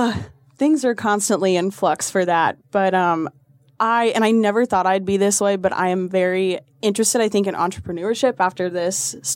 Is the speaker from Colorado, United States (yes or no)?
yes; Colorado, United States; also born or lived in Texas; I'm from Colorado originally, and then we moved to a small town in Texas, and I acclimated pretty well to Texas